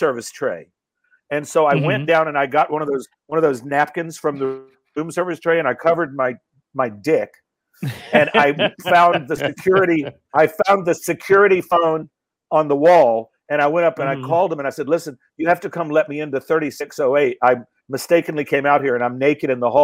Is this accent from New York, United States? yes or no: no; Asheville, North Carolina, United States; moved away; I'm from Asheville, North Carolina